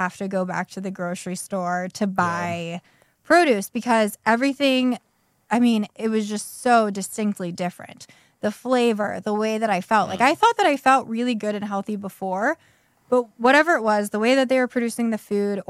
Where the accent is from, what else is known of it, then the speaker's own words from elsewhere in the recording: Pittsburgh, Pennsylvania, United States; moved away as an adult; also born or lived in Cincinnati / Chicago; now in Garrett County, United States; I'm from the Pittsburgh area, and I started working at Nordstrom there in college